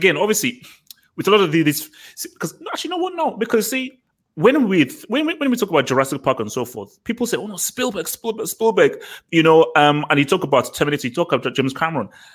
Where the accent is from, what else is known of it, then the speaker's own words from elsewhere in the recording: Nigeria; I'm Nigerian.